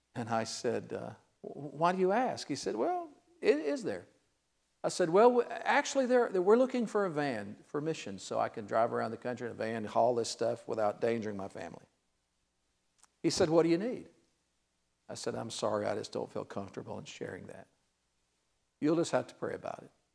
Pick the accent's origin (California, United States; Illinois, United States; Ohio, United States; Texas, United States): Ohio, United States; Cincinnati; I'm from Cincinnati.